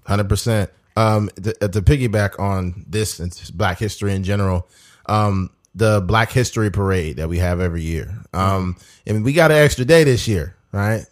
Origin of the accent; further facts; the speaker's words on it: United States; I'm a black man. I'm American just like you